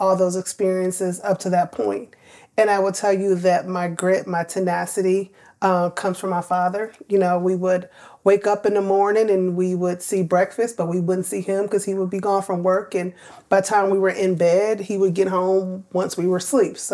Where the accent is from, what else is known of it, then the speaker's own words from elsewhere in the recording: Milwaukee, Wisconsin, United States; moved away as an adult; also born or lived in New York / Savannah, Georgia; I grew up in Milwaukee, two-parent home up to the age of 8